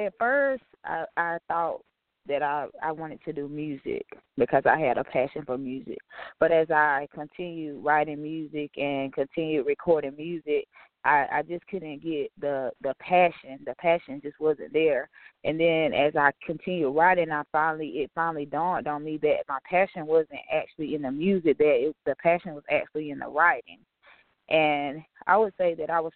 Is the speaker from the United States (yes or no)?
yes; Greenville, South Carolina, United States; I did grow up in Greenville, South Carolina